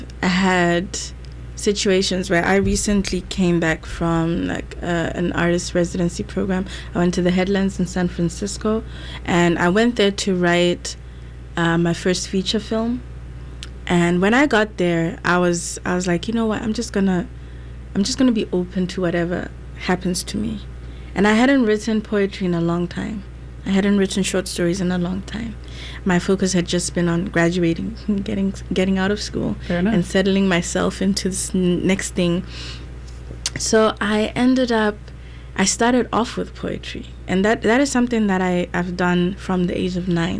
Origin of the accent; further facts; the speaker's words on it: Botswana; also born or lived in South Africa / Syracuse, United States; now in United States; I'm from Botswana. I went to school in South Africa, and then I came to the US